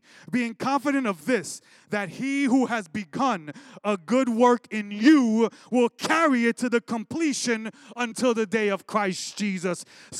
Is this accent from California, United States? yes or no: no; Brooklyn, New York, United States; growing up in Brooklyn